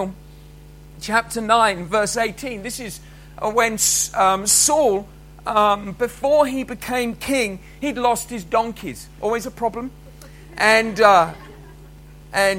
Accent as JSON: {"language": "English", "region": "England", "country": "United Kingdom", "moved": "as an adult", "lives_now": "Scotland, United Kingdom", "said": "when Cheryl and I moved to Scotland that we were English"}